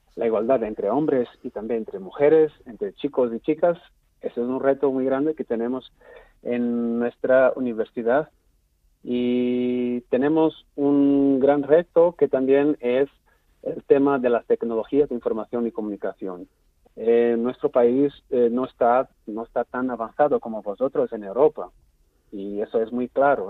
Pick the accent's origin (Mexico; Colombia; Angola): Angola; Angola es un país muy grande